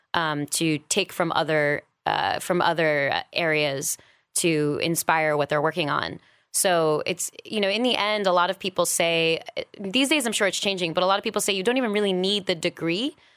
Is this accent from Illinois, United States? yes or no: no; New York City, New York, United States; moved away as an adult; also born or lived in San Francisco; now in Los Angeles, United States; I am from New York originally, born and raised. Didn't leave until I was about twenty-seven